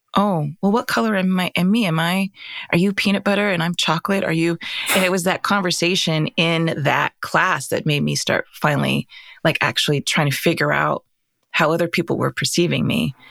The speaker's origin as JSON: {"language": "English", "region": "Arizona", "country": "United States", "tie": "born or raised there", "said": "we grew up in Arizona."}